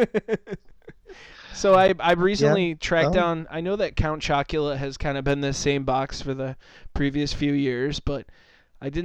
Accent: Minnesota, United States; we were growing up in Minnesota

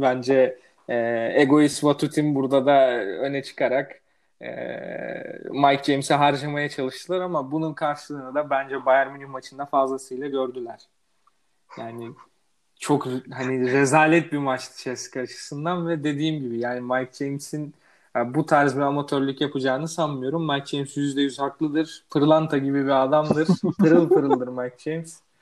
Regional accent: Erzurum, Turkey; ben de Erzurumluyum

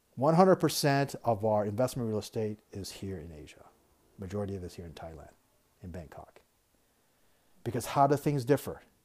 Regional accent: United States; moved away as an adult; I'm American. I love the country. I grew up in America.

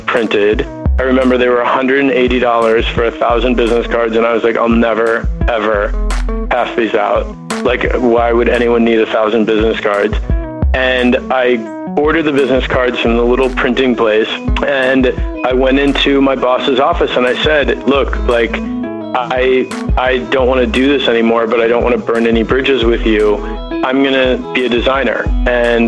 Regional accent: Minnetonka, Minnesota, United States; also born or lived in Chicago, Illinois; now in Los Angeles, United States; I grew up in suburban Minnesota, Minneapolis, in a town called Minnetonka, the son of an interior designer

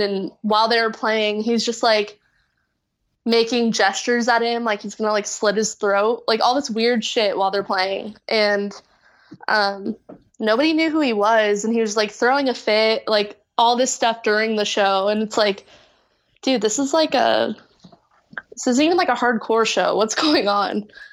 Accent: Orange County, California, United States; moved away as an adult; now in Los Angeles, United States; I'm from Orange County, like, my family lives down there in, like, Dana Point area

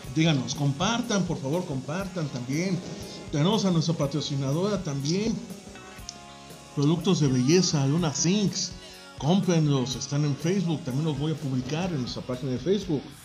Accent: Mexico; nosotros los mexicanos somos una raza que todavía somos fuertes

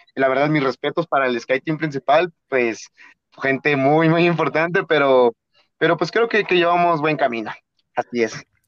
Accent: Atlixco, Puebla, Mexico; moved away as an adult; now in Mexico City, Mexico; yo soy de Puebla, originado de Atlixco, Puebla

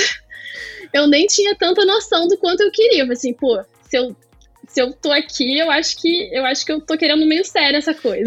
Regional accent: Rio de Janeiro, Brazil; Sou nascida e criada no Rio

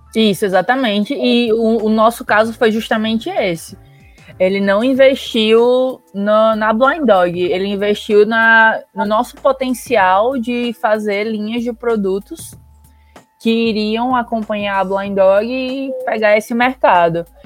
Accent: Natal, Rio Grande do Norte, Brazil; eu sou de Natal

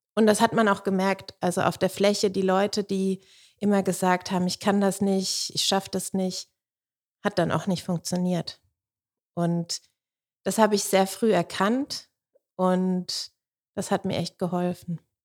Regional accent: Sulzbach am Main, Bavaria, Germany; moved away as an adult; also born or lived in Stuttgart; da, wo ich herkomme aus Soden, das war damals eine Hochburg.

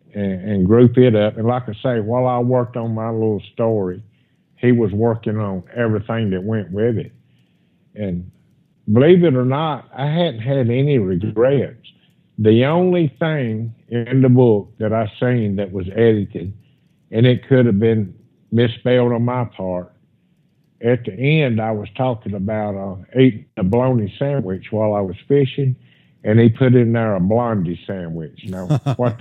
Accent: Pascagoula, Mississippi, United States; here in my hometown. And I actually still live right here close to Pascagoula

